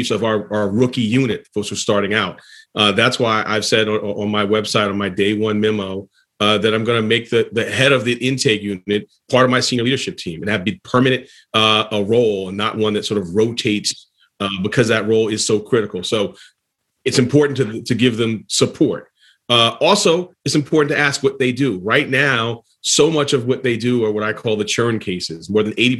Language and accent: English; New York City, New York, United States; growing up in Harlem